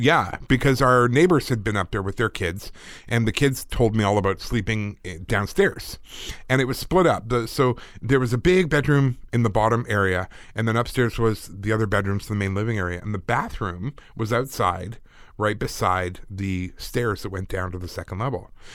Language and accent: English; United Kingdom; I'm British.